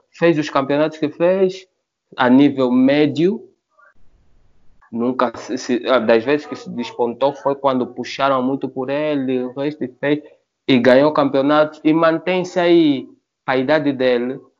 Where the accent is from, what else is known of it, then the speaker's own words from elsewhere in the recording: Angola; somos angolanos e africanos